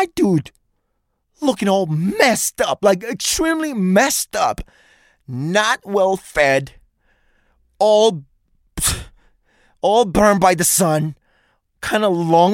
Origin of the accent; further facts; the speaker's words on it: New York, United States; moved away; I'm from New York